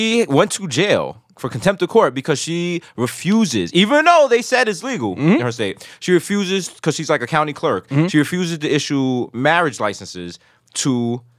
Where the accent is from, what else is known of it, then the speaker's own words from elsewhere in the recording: New York, United States; we're from New York.